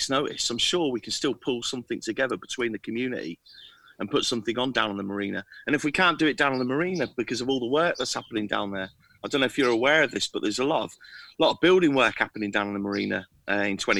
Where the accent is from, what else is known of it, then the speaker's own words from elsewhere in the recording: Torquay, South West England, United Kingdom; moved away; all my mates that I grew up with down in Torquay